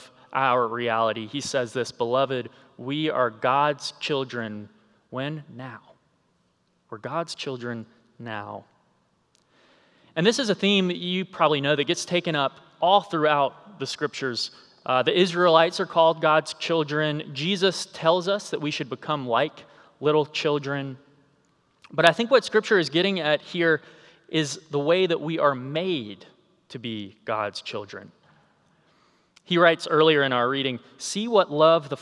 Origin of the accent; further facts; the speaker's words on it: South Carolina, United States; an Air Force base near my hometown.